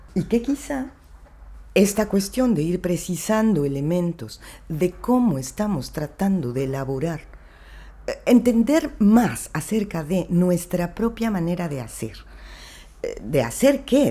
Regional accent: Mexico; viniendo de donde vengo, ¿no? O sea, de México

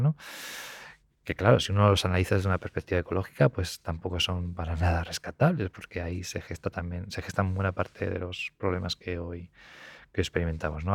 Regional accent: Spain

